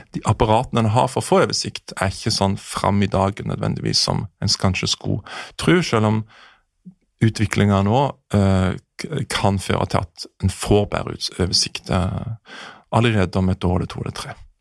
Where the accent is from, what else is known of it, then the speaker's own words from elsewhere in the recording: Jæren, Rogaland, Norway; now in Oslo, Norway; der jeg kommer fra Jæren